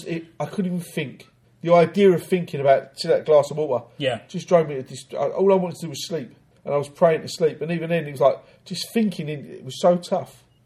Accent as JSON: {"language": "English", "region": "London", "country": "United Kingdom", "tie": "born or raised there", "said": "growing up in South London amongst the big West Indian community."}